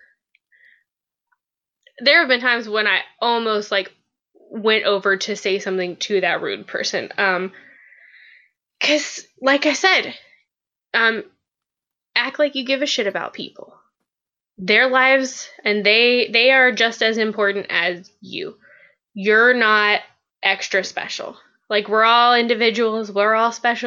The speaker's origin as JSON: {"language": "English", "region": "West Virginia", "country": "United States", "moved": "yes", "said": "we're from West Virginia"}